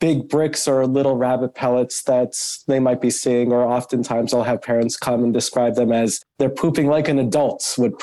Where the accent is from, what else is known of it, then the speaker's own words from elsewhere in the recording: Boston, Massachusetts, United States; moved away as an adult; now in Cleveland, United States; I'm actually originally from the Northeast up in Boston